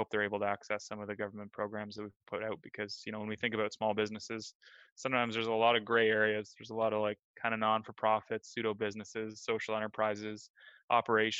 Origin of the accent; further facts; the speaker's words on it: Oakville, Ontario, Canada; also born or lived in Toronto; Oakville is definitely where I grew up